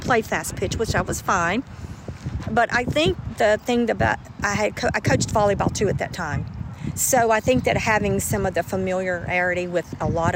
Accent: Gallatin, Tennessee, United States; my hometown, where I played and loved to play

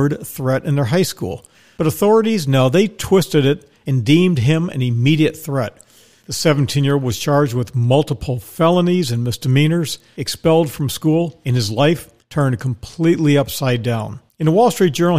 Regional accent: Texas, United States; in Texas, which happens to be my home state

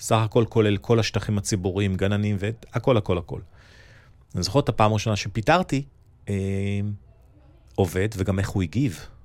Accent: Nigeria; now in Israel; נולדתי וגדלתי באפריקה

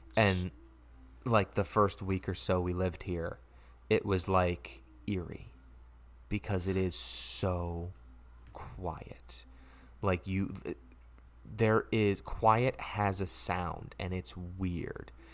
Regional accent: Stamford, Connecticut, United States; moved away as an adult; now in Ridgefield, United States; I'm from Stanford, which is a, a city, you know, if you will, uh, in Connecticut.

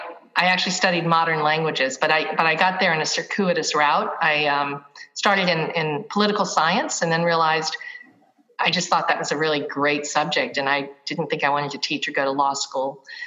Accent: New Orleans, Louisiana, United States; moved away as an adult; now in Miami, United States; I'm not, but I've lived here 21 years. I am originally from New Orleans.

